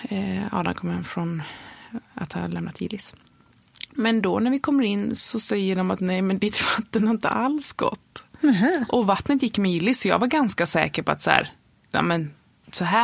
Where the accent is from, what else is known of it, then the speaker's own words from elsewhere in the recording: Varberg, Halland County, Sweden; born there; och då, vi är födda i Varberg. Eh, vi bor ju mellan, eh, nu när vi bor i huset så bor vi mellan eh, Göteborg och Varberg.